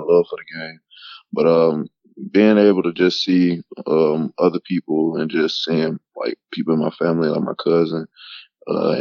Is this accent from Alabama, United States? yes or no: yes; Mobile, Alabama, United States; moved away as an adult; also born or lived in Theodore, Alabama; I played at Theodore High School in Theodore, Alabama. I'm originally from Mobile, Alabama.